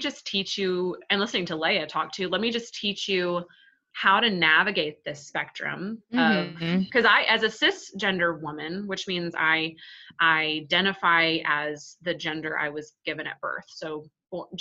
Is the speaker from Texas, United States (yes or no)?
yes; Texas, United States; I'm Texan